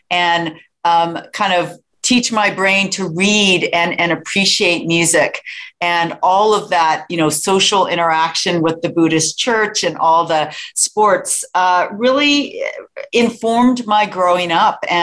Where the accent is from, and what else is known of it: Sunnyvale, California, United States; born or raised there; also born or lived in San Francisco, California